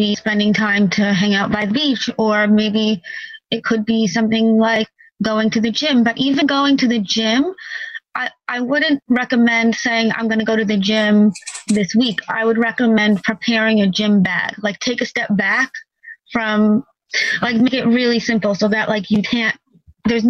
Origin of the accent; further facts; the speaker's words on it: New York, United States; I'm from New York